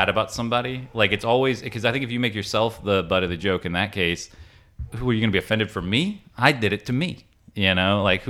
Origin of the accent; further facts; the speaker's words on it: Augusta, Georgia, United States; moved away as an adult; I grew up in Augusta, Georgia.